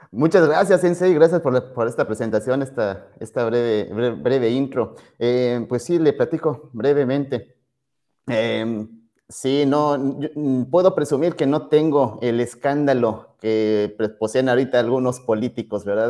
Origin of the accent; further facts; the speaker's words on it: Pachuca, Hidalgo, Mexico; en Hidalgo, allá en Pachuca, de donde, de donde soy, originario, no habían escuelas de karate